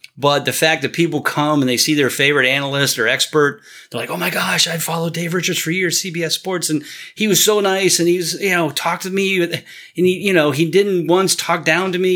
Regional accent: Canton, Ohio, United States; born and raised in Canton and I grew up as a child

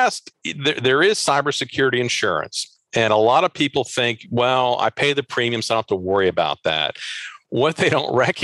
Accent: Maryland, United States; I'm from the Baltimore region

